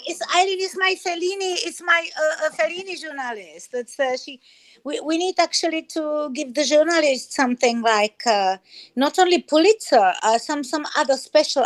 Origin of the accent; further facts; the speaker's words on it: Germany; English is a second language; also born or lived in Czech Republic; now in Spain; I grew up in Germany